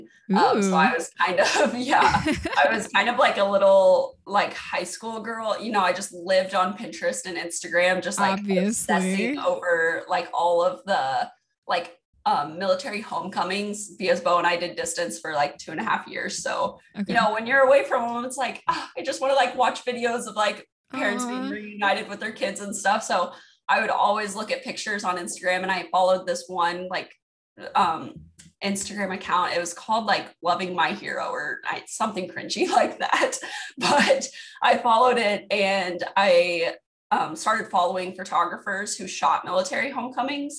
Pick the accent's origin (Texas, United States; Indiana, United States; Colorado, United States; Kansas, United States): Kansas, United States; moved away as an adult; now in California, United States; We're both originally from Kansas, but we moved here because he's in the Marines.